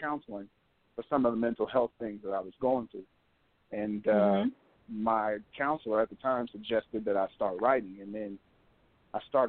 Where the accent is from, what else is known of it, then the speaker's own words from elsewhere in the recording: Denver, Colorado, United States; I'm from Denver, Colorado, from where it's 96 degrees